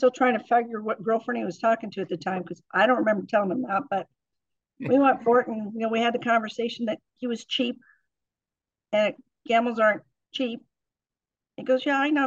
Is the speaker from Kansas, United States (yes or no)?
no; Indiana, United States; moved away; I grew up back in Indiana